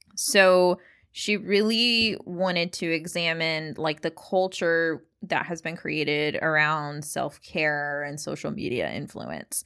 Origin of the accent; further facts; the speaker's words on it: United States; I'm American